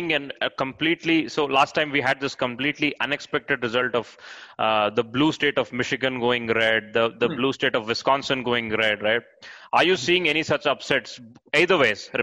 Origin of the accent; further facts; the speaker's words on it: Andhra Pradesh, India; I'm from the Telugu part of India. It's called Andhra Pradesh